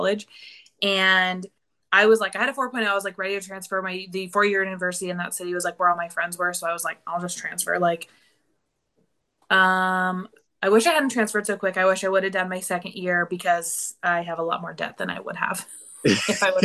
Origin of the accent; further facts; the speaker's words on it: rural Northeastern California, United States; I grew up in a really, really small town in rural Northeastern California in the middle of nowhere.